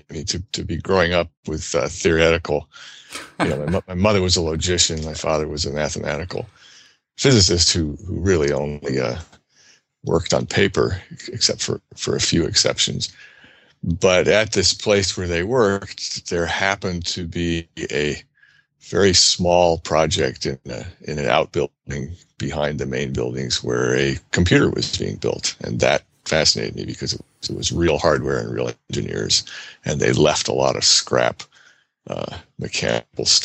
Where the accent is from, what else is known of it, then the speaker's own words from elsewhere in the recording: New Jersey, United States; As a child growing up in New Jersey, I was interested in animals and machines